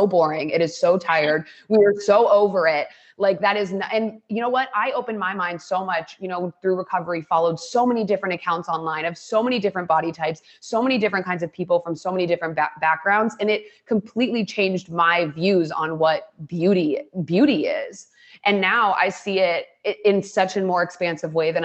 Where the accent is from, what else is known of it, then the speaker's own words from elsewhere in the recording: Ohio, United States; moved away; I grew up in Ohio